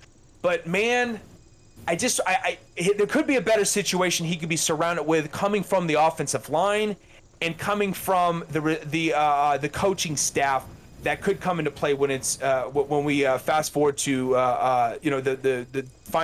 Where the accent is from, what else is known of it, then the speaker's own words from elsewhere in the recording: South Carolina, United States; I grew up in South Carolina